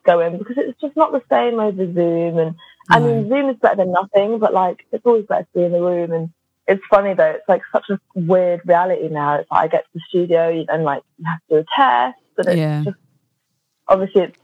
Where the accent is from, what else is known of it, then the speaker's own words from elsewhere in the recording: London, United Kingdom; I am from North London